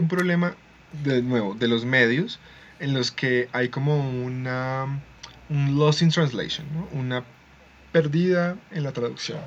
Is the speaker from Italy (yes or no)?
no; Colombia; Somos colombianos